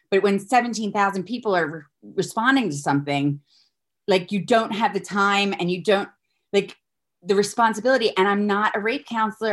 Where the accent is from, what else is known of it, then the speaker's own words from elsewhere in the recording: Philadelphia, Pennsylvania, United States; moved away as an adult; now in United Kingdom; I'm a girl from Philly. I've been here twenty years